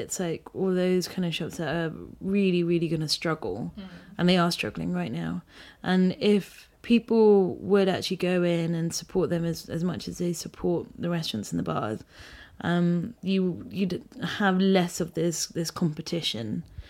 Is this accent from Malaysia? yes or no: yes; Malaysia; also born or lived in Philippines; Yeah, so I lived in the Philippines. And my dad's also lived... And my parents have lived abroad, so I grew up in Malaysia.